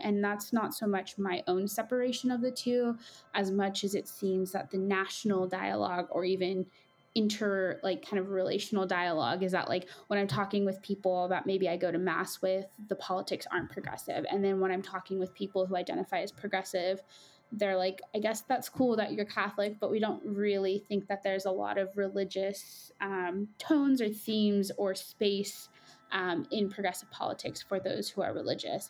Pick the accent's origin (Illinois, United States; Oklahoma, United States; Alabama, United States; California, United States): California, United States; Coachella Valley; moved away as an adult; I am originally from the Coachella Valley, which is about two and a half hours south of Los Angeles in California